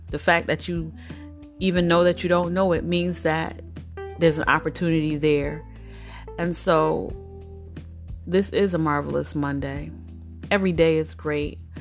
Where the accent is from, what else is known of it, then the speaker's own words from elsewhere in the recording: United States; I'm familiar with American culture